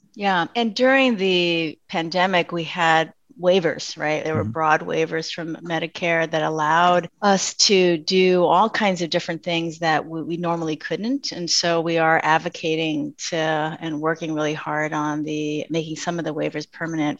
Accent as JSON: {"language": "English", "town": "San Francisco", "region": "California", "country": "United States", "tie": "born or raised there", "said": "I am Chinese American and grew up in an immigrant family in the Bay Area of around San Francisco"}